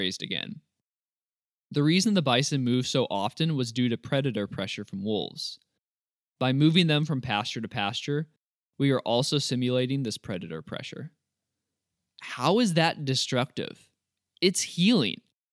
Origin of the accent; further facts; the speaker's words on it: Missouri, United States; my home state of Missouri